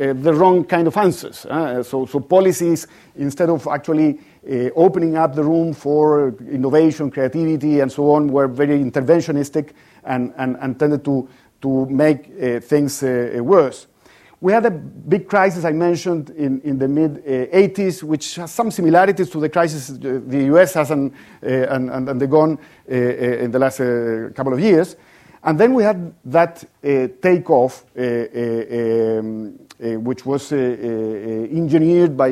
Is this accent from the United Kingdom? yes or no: no; Chile; I come from Chile